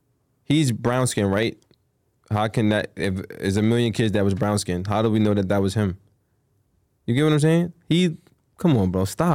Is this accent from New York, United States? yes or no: yes; Queens, New York, United States; Well, he's from Long Island. I'm from Queens. I don't be in Long Island.